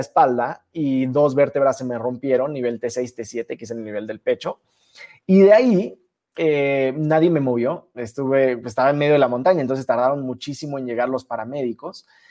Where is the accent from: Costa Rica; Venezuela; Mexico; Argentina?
Mexico; Cancún, Quintana Roo; moved away; also born or lived in Mexico City; viniendo de Cancún, que ahí fue donde nací, me mudé a la Ciudad de México